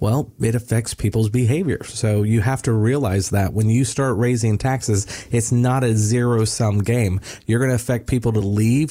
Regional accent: Florida, United States; I told everybody I was from Florida

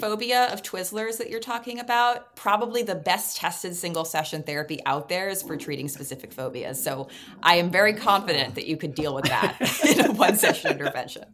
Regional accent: New York City, New York, United States; I was uh, growing up in New York City

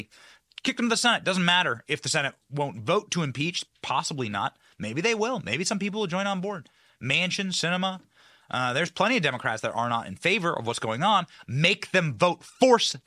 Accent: Iowa, United States; my home state of Iowa

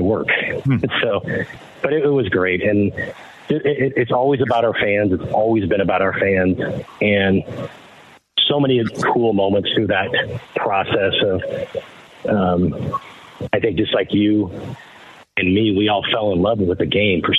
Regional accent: Detroit, Michigan, United States; moved away; growing up in Detroit

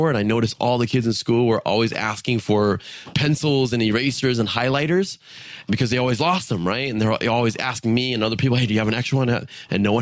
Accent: San Diego, California, United States; I was born in San Diego. So growing up, it was quite interesting

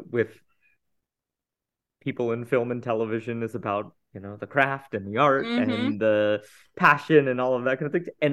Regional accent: Houston, Texas, United States; I grew up in Houston, Texas

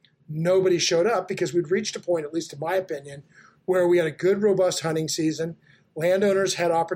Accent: Billings, Montana, United States; also born or lived in Livingston, Montana; I grew up in Billings, Montana. I live in Livingston, Montana

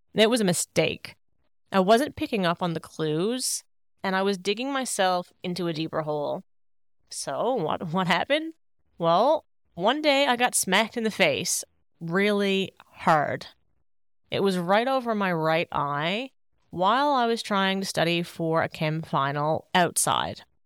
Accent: Paradise, Newfoundland and Labrador, Canada; moved away as an adult; now in Sydney, Australia; my beautiful hometown of Paradise, Newfoundland

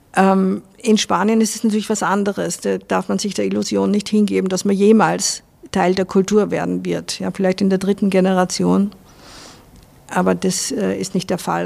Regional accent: Vienna, Austria; moved away as an adult; also born or lived in Salzburg; now in Spain; Ich bin halt in Wien aufgewachsen

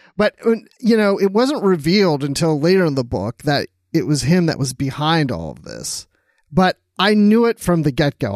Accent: Maryland, United States; I grew up in Maryland

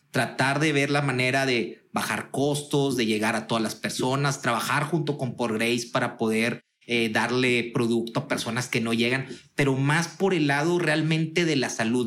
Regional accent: Monterrey, Nuevo León, Mexico; Yo soy eh, empresario regiomontano

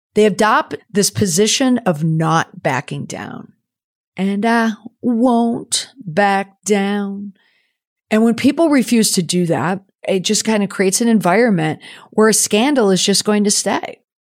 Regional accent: United States; also born or lived in New England; as an American hockey mom

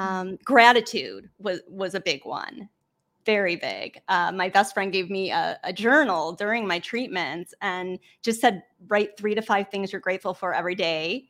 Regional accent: Cleveland, Ohio, United States; I am from Cleveland, Ohio, a small suburb

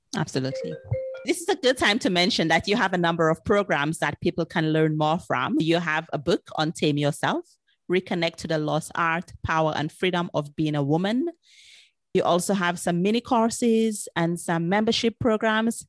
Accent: St. Lucia; I'm originally from Saint Lucia

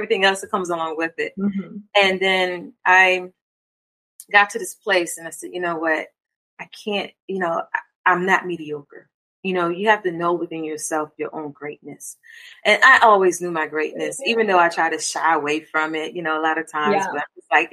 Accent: Hampton Roads, Virginia, United States; also born or lived in Maryland; so we moved down when I was younger, so pretty much grew up here.

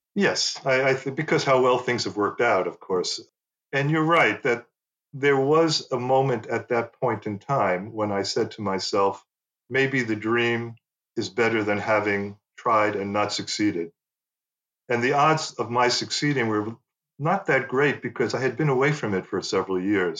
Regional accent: United States; first language English; moved away as an adult; also born or lived in Paris; growing up in the US

